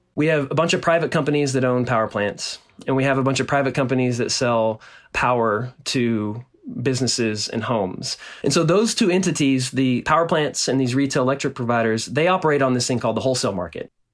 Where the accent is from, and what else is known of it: Nacogdoches, Texas, United States; born or raised there